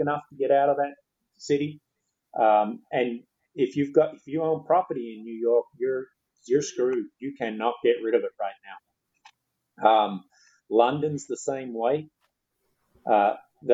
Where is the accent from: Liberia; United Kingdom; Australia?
Australia; now in United States; I'm from Australia and thank God I can go back there